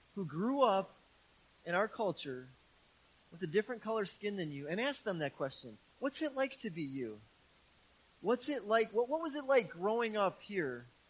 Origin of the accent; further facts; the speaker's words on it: Milwaukee, Wisconsin, United States; I grew up in Milwaukee, in the city of Milwaukee, in a very urban neighborhood.